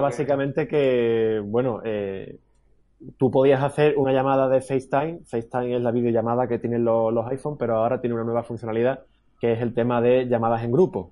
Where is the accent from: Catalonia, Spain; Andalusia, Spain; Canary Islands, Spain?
Andalusia, Spain; accent: Andalusian; los andaluces, que no es que hablemos mal, pero casi, casi que tenemos nuestro propio dialecto, ¿no? Y muchas veces con nuestro acento